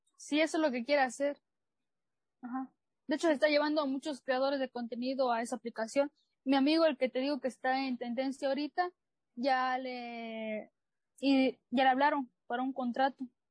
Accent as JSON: {"language": "Spanish", "region": "Chiapas", "country": "Mexico", "said": "soy chiapaneca de corazón"}